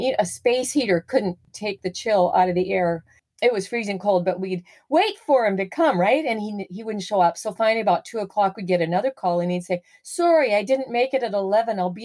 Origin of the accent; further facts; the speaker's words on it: Southern Alberta, Canada; moved away; I grew up in Southern Alberta, landlocked territory.